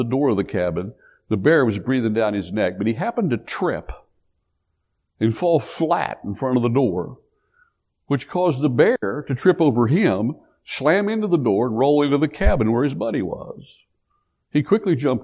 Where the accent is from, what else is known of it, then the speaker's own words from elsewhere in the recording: Appalachia, United States; growing up in Appalachia